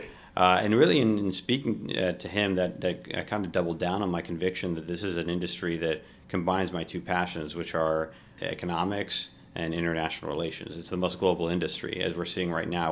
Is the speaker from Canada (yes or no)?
no; Kuwait; moved away; also born or lived in Ohio; I was born in Kuwait